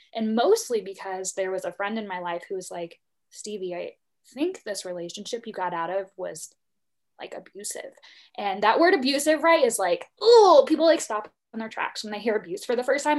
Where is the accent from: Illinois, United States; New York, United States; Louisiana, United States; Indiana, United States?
Illinois, United States; moved away; very small town, middle of nowhere, Illinois